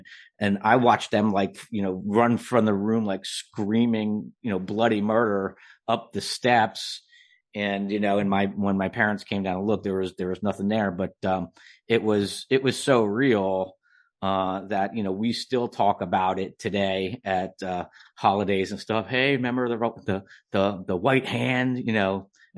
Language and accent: English; New Jersey, United States; Well, I've been writing since a little kid, and I grew up in New Jersey.